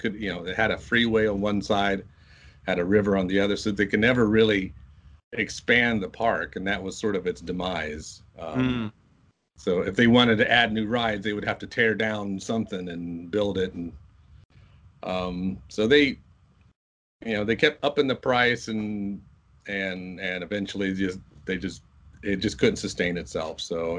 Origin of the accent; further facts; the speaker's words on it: Muncie, Indiana, United States; Indiana, Muncie, Indiana.